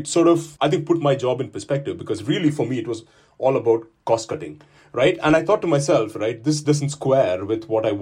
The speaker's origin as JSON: {"language": "English", "country": "India", "tie": "born or raised there", "moved": "as an adult", "lives_now": "United Kingdom", "said": "my own background is very much that I grew up in India"}